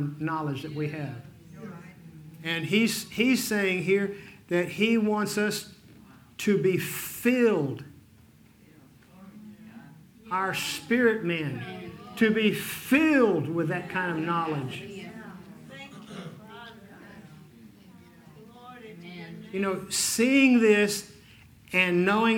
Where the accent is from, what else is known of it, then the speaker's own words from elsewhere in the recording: Fort Worth, Texas, United States; now in Dodge City, United States; I was raised in Fort Worth.